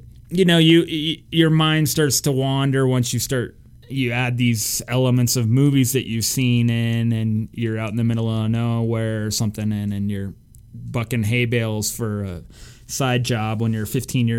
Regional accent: Ridgway, United States; I grew up in kind of a rural community.

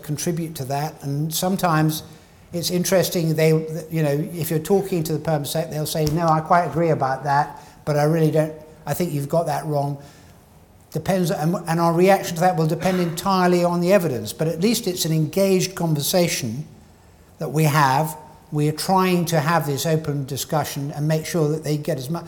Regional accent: Scotland, United Kingdom

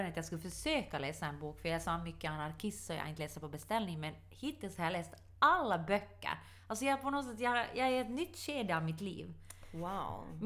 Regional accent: Ostrobothnia, Finland; Men jag är finländare. Dock inte nylänning, dock stolt österbottning.

